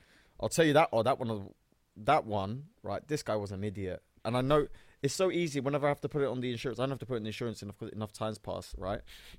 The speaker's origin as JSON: {"language": "English", "country": "Cyprus", "said": "and I'm from Turkish Cypriot. He was Greek Cypriot."}